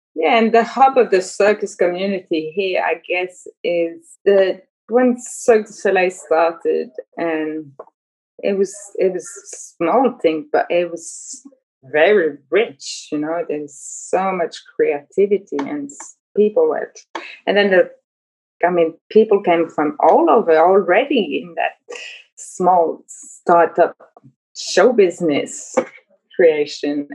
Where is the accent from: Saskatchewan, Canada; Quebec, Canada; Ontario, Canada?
Quebec, Canada; Montreal; I'm from Montreal